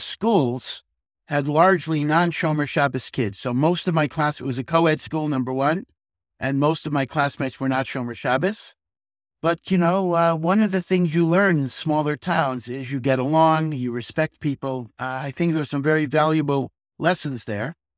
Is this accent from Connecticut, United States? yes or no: yes; Hartford, Connecticut, United States; moved away as an adult; also born or lived in Chicago / Silver Spring, Maryland; now in Jerusalem, Israel; I grew up in Hartford, Connecticut, which had a very small Orthodox community